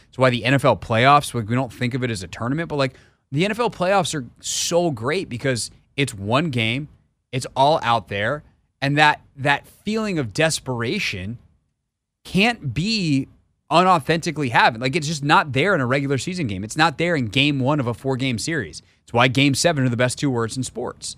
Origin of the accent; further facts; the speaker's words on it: Greenville, South Carolina, United States; accent: Southern; moved away; also born or lived in Tennessee / New York; I grew up in Greenville, South Carolina